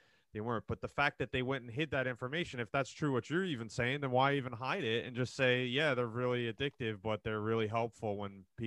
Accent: New Jersey, United States; moved away as an adult; also born or lived in Monmouth County, New Jersey; now in Seattle area, United States; And then I grew up in New Jersey, so I'm from Jersey originally

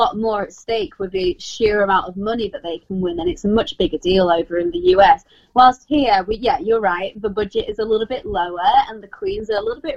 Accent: United Kingdom; we're British

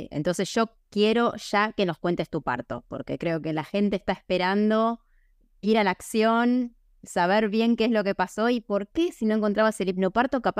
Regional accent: Mexico; also born or lived in United States; yo soy de México. Em, también he vivido en Estados Unidos

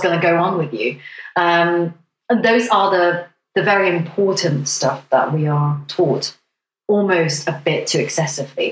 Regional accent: Hong Kong; now in United Kingdom; I come from Hong Kong

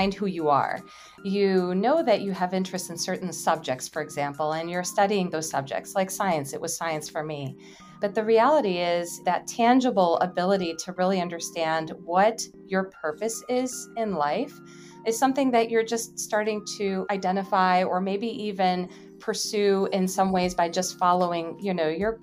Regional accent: Chicago, Illinois, United States; I am from the Chicagoland area.

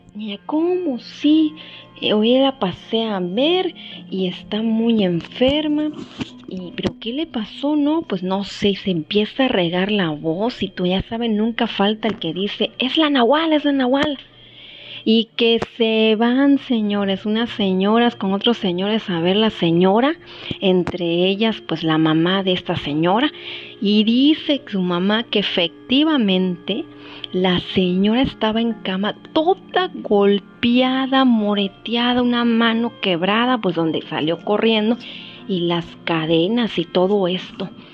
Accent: Mexico

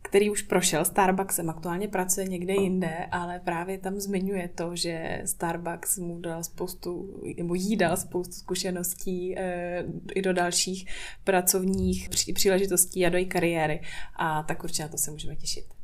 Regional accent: Prague, Czechia; moved away as an adult; now in Brno, Czech Republic; Já jsem v Praze žila 20 let

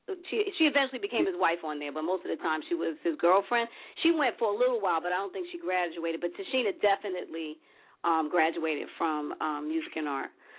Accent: New York, United States; when I grew up in New York, it was really all about hip-hop.

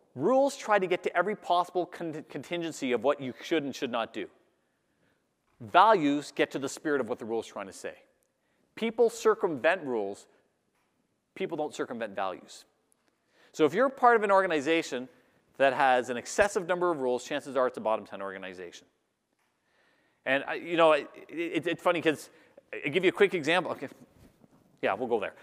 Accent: Canada; I'm Canadian

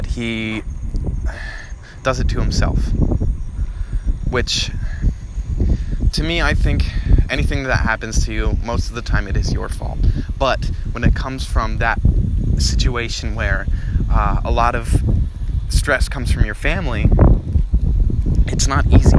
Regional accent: New Jersey, United States; growing up in Jersey, I had a bunch of friends

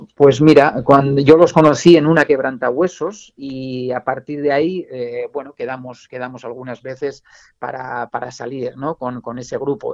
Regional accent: Navarre, Spain; mi tierra, eh, que es la, la Irati

